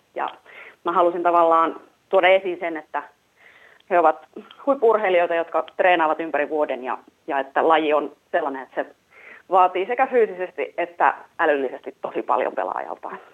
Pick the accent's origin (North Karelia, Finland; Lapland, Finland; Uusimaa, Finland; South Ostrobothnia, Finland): South Ostrobothnia, Finland; Vimpeli; minä olen Vimpelistä